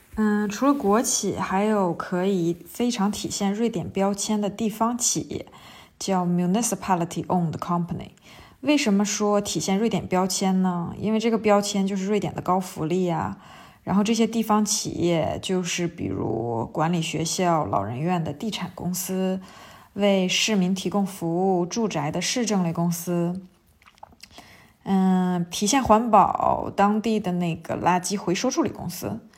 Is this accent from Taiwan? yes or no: no; China; 我们中国人